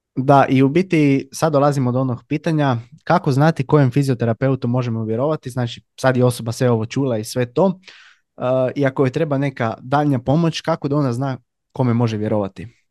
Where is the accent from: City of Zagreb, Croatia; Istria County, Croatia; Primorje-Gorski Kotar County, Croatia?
Istria County, Croatia; Labin; ja sam inače iz Labina